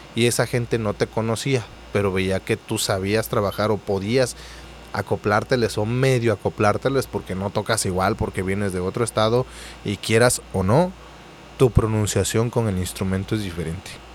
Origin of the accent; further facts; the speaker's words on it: Oaxaca, Mexico; moved away as an adult; also born or lived in Reynosa, Mexico; now in Mazatlán, Mexico; yo soy de Oaxaca